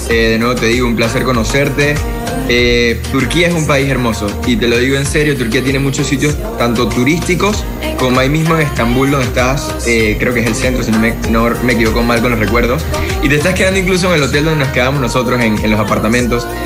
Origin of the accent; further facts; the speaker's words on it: Panama; Bueno, yo ahorita mismo me encuentro, gracias a Dios, ya nuevamente en mi tierra